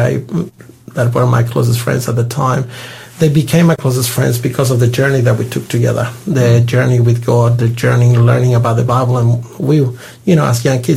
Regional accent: Santiago, Santiago Metropolitan Region, Chile; English is a second language; moved away as an adult; also born or lived in Perth, Australia; now in Australia; I'm from Chile and the accent will never leave me. I was born in Santiago, the capital city of Chile

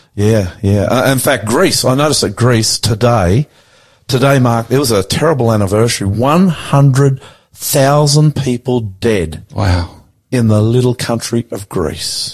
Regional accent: Australia; I'm the Aussie pastor.

